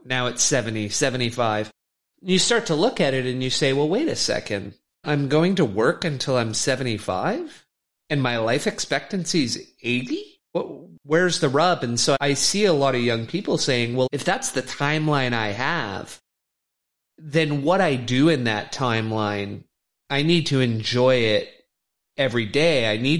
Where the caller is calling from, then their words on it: Vancouver, British Columbia, Canada; And I'm speaking from Canada, Vancouver